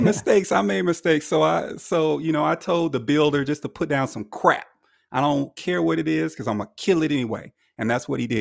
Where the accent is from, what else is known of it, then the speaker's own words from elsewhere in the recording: Alabama, United States; moved away as an adult; now in Nashville, United States; I originated from Alabama